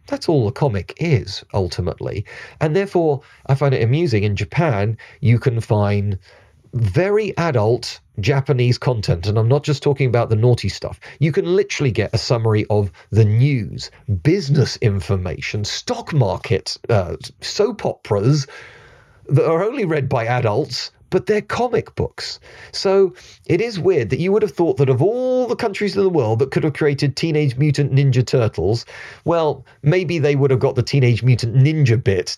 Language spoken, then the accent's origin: English; United Kingdom